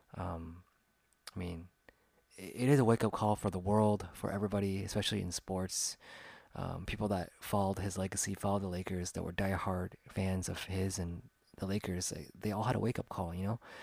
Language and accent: English; Sacramento, California, United States; It's a team that I liked growing up in my hometown.